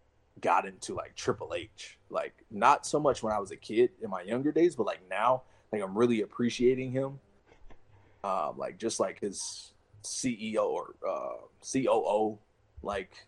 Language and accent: English; Chicago, Illinois, United States; moved away as an adult; I'm from Chicago, so I spent 22 years of my life there